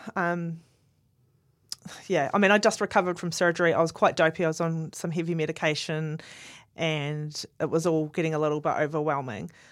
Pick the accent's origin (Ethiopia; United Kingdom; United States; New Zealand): New Zealand; Southland; I'm from Southland